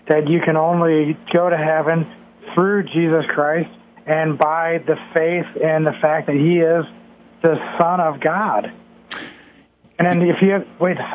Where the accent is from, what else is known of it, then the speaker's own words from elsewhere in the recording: New York, United States; I was born in the United States in New York